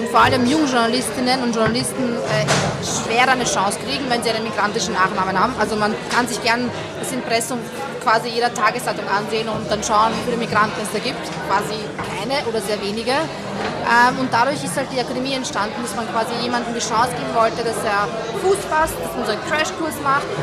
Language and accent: German; Baden, Lower Austria, Austria; Also schaut, ich muss auch sagen, ich komme ja eigentlich aus Niederösterreich aus dem schönsten